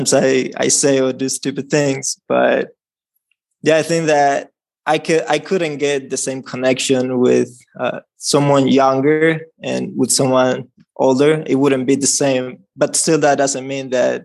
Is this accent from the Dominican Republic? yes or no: yes; Dominican Republic; I'm from the Dominican Republic